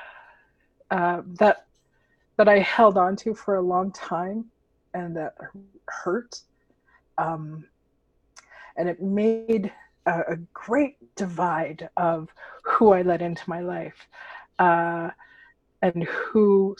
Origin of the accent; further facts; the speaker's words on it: Alberta, Canada; There's very few of us here in Alberta. I know growing up, the hardest part about being in theater and in the skin that I'm in as a Filipino was that there were no Filipinos that I could see